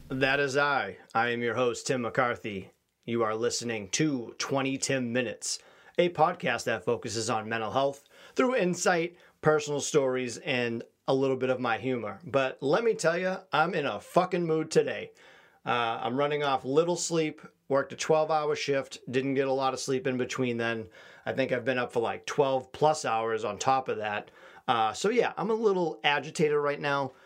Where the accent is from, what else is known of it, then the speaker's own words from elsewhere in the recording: Quincy, Massachusetts, United States; I grew up in Quincy, which is, uh, heavily Asian populated